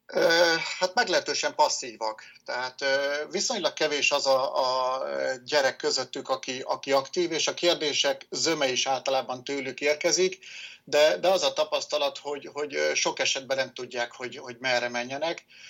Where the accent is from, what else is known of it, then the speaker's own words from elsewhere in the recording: Nyíregyháza, Szabolcs-Szatmár-Bereg, Hungary; Nyíregyházán születtem, jelenleg is itt élek